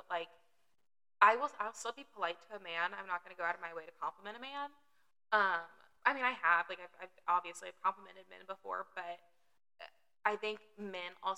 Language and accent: English; the South, United States; accent: southern; now in Texas, United States; I am indeed from the South